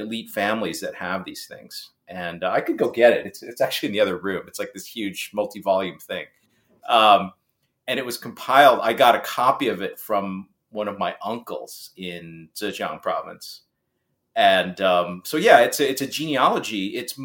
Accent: Ames, Iowa, United States; I grew up in Ames, Iowa, which is the home of Iowa State University

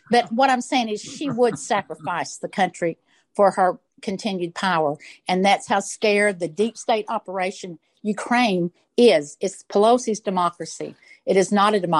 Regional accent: Little Rock, Arkansas, United States; I grew up in Little Rock, Arkansas, and went to church with Hillary for a short while.

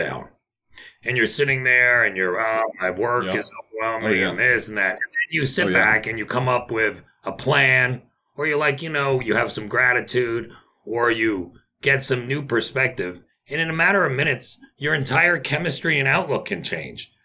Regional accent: Toronto, Ontario, Canada; moved away as an adult; also born or lived in Montreal, Canada / New York, United States / St. Kitts; I was born in Montreal, Canada, raised in Toronto

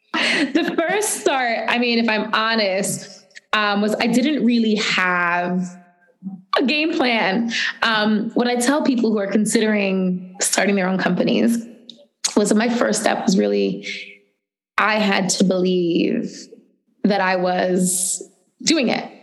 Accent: New York City, New York, United States; I grew up in the Bronx, where I live now

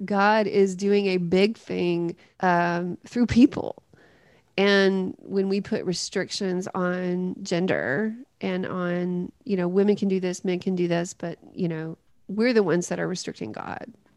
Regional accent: Greenfield, Tennessee, United States; up in a really small town in West Tennessee called Greenfield

